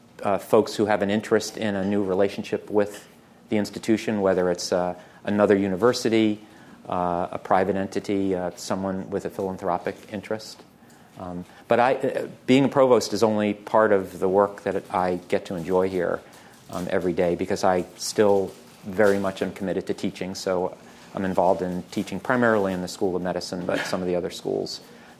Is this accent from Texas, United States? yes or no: no; Baltimore, Maryland, United States; I was born in Baltimore